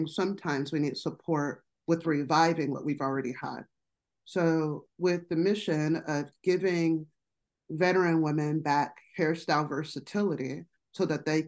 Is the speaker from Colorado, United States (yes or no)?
yes; Colorado, United States; also born or lived in Las Vegas, Nevada; I'm from Colorado.